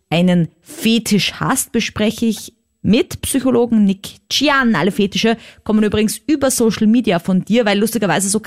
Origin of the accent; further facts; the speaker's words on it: Austria; Was für mich als Österreicherin halt mega ist.